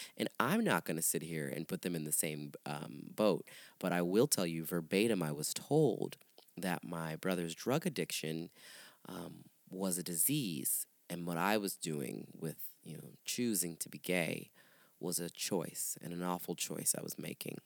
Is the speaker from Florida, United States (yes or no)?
yes; St. Petersburg, Florida, United States; moved away as an adult; also born or lived in Miami; now in Chicago, United States; I moved there from St. Pete, where I'm really where I'm born and raised, St. Petersburg area.